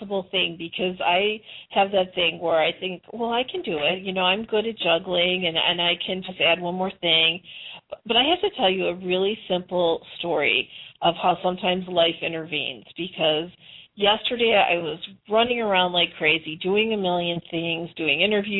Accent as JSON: {"language": "English", "town": "Chicago", "region": "Illinois", "country": "United States", "tie": "born or raised there", "also_born_or_lived": "Arizona", "moved": "as an adult", "lives_now": "Nevada, United States", "said": "I was born and raised in Chicago"}